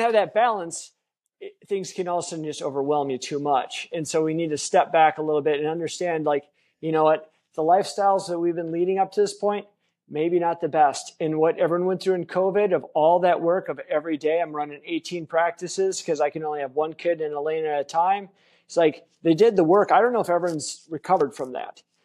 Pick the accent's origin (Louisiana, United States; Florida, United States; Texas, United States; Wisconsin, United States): Wisconsin, United States; I grew up in Wisconsin, which is a, a beer and bar culture